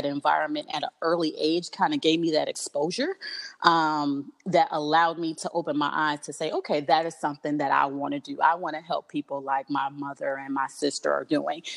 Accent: New York City, New York, United States; I grew up in Brooklyn, New York

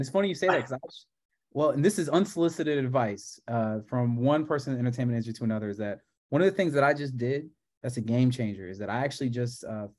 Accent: Grand Blanc, Michigan, United States; moved away as an adult; also born or lived in Flint, Michigan; now in Los Angeles, United States; I'm from Grand Blanc.

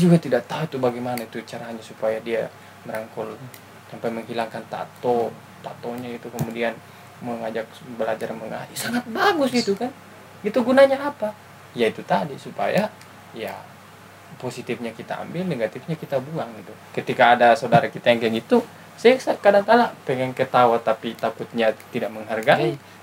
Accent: Bugis Makassar, South Sulawesi, Indonesia; now in Bandung, Indonesia; kita orang Bugis Makassar

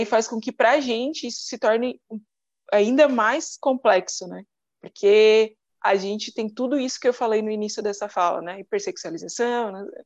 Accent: Criciúma, Santa Catarina, Brazil; Eu sou de Criciúma, sul de Santa Catarina

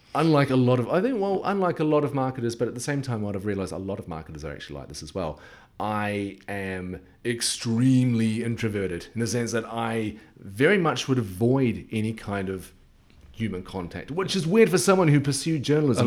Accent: New Zealand; moved away; being a Kiwi.

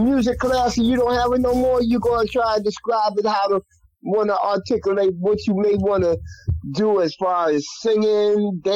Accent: New York City, New York, United States; I grew up in Colonial Projects

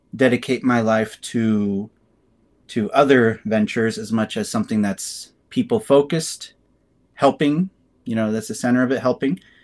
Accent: Kearney, Nebraska, United States; moved away as an adult; also born or lived in Lincoln, Nebraska; I was born and raised in Kearney, Nebraska

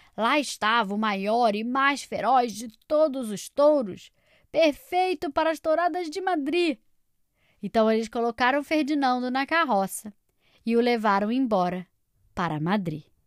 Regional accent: Rio de Janeiro, Brazil; moved away; direto da minha terra natal, Rio de Janeiro

